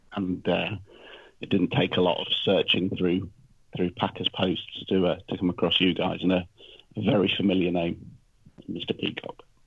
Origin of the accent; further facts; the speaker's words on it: Leicester, East Midlands, United Kingdom; I'm from Leicester